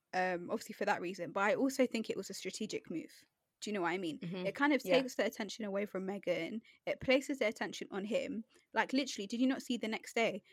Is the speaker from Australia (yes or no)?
no; United Kingdom; first language English; I was born here, raised here, you know, English is basically my first language.